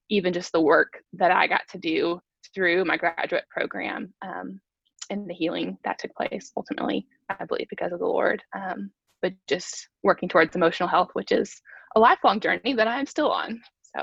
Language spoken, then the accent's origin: English; Chattanooga, Tennessee, United States; moved away as an adult; also born or lived in Alabama; I am originally from Chattanooga, so I grew up here.